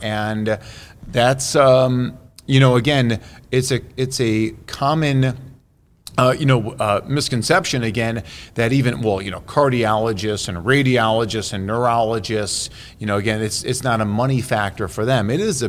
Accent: Chicago, Illinois, United States; My hometown is Chicago.

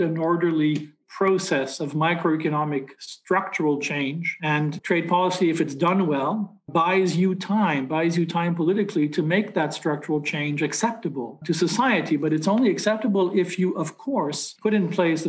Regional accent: Montreal, Quebec, Canada; I grew up in Montreal, and the number one industry, the number one employer in my hometown when I was a kid was textiles and clothing

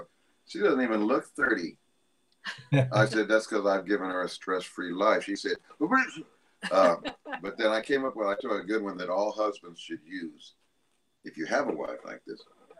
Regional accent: Denver, Colorado, United States; our other buddy that Philip and I grew up with in Denver.

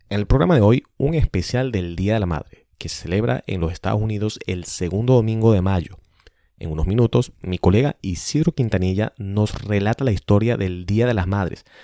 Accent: Venezuela; now in Washington, United States; todo el mundo o la mayoría de la gente sí puede identificarme como venezolano, pero el momento que piso Venezuela, eh, me preguntan si soy de Colombia, me han dicho Puerto Rico, Argentina, eh, incluso español

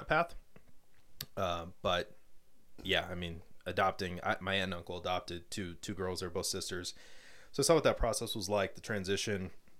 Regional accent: Colorado Springs, Colorado, United States; moved away; Yep, so I grew up in Colorado Springs

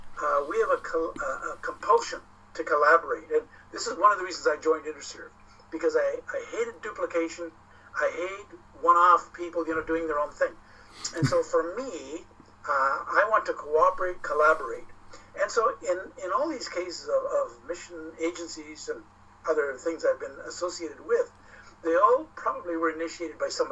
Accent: Nigeria; because I was raised in Nigeria. My parents were missionaries with SIM. So I was raised in Nigeria, exposed to the whole mission culture

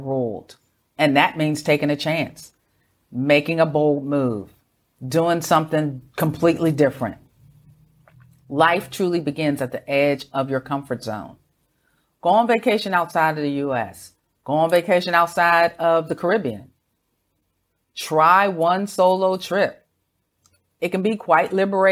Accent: United States; moved away; Growing up in America

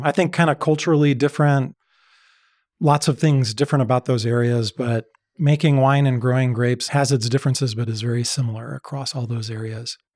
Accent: outside Chicago, Illinois, United States; so I grew up outside Chicago.

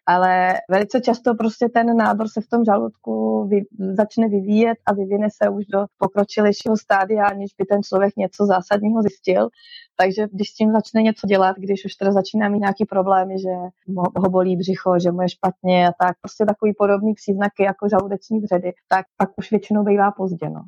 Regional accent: Česká Lípa, Liberec Region, Czechia; moved away as an adult; now in Chile; já jsem z České Lípy

